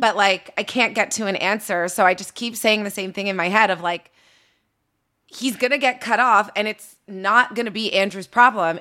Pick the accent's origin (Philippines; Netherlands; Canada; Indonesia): Canada; now in Los Angeles, United States; I'm in L A, I'm a Canadian.